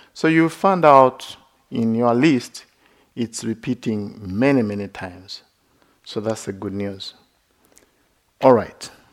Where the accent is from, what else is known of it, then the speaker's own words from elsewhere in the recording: Uganda; moved away as an adult; also born or lived in West Virginia; I grew up in Uganda.